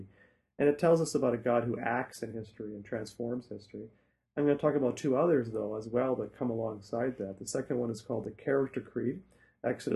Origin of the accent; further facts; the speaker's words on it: Saskatchewan, Canada; moved away as an adult; also born or lived in Toronto / Truro, Nova Scotia; now in Hamilton, Canada; grew up in Canada, grew up in Saskatchewan